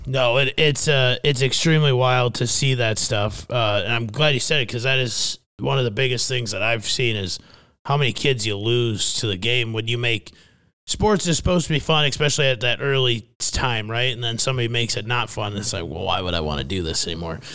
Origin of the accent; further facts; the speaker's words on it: Fairmont, Minnesota, United States; my hometown of Fairmount, Minnesota